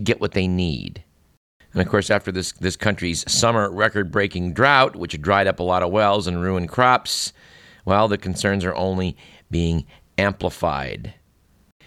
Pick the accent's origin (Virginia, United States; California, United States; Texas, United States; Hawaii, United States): California, United States; Bay Area; I grew up in the Bay Area